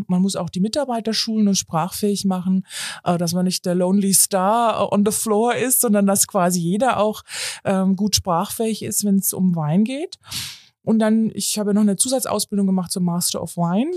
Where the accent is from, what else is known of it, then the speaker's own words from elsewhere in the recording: Munich, Bavaria, Germany; ich komme zudem aus München